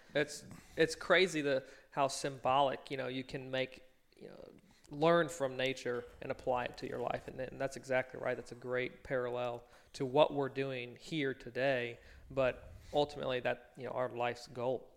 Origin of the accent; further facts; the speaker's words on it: Virginia, United States; I grew up in Virginia